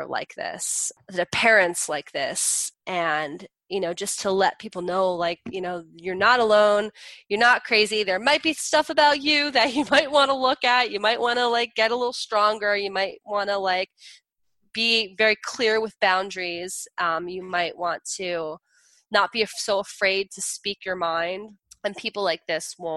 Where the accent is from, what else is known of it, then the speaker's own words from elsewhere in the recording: New Jersey, United States; I'm from Jersey.